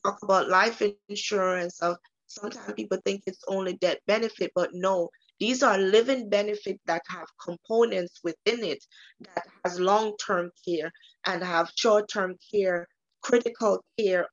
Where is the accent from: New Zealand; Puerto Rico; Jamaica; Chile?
Jamaica; moved away; I am from the beautiful island of Jamaica